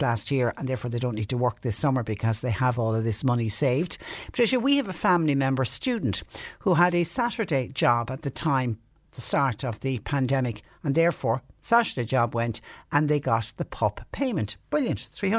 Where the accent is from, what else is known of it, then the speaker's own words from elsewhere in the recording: Ballyhooly, Munster, Ireland; I'm from Ballyhooly. I passed the vaccination centre in Mallow.